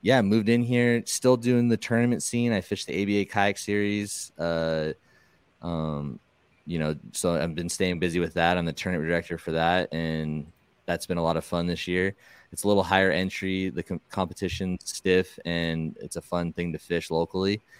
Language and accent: English; Southern California, United States; I'm from Southern California